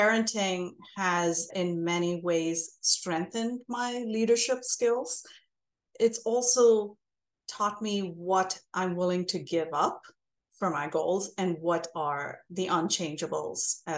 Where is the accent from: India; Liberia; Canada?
India; moved away as an adult; now in United States; I'm Indian American. I grew up in India. I was born and raised there, came here for graduate school, and now I have stayed here for as many years as I have lived in India.